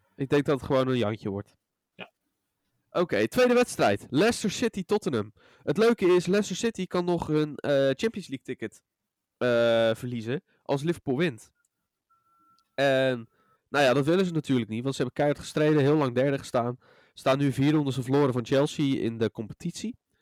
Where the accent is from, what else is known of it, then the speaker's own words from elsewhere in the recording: Rotterdam, South Holland, Netherlands; wij als Rotterdammers